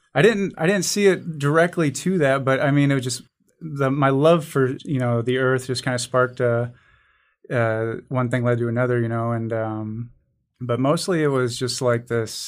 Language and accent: English; Omaha, Nebraska, United States; when I was growing up in South Omaha, there was a little woodlot near my house.